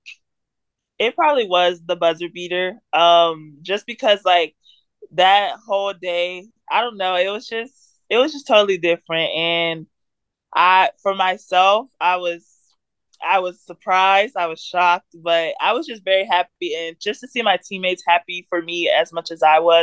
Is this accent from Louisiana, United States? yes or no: no; Villa Rica, Georgia, United States; also born or lived in Kentucky; I'm from Villarica, Georgia